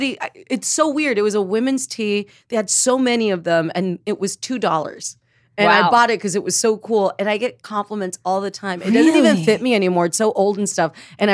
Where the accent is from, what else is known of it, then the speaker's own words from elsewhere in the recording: South Texas, United States; I grew up in South Texas in a border town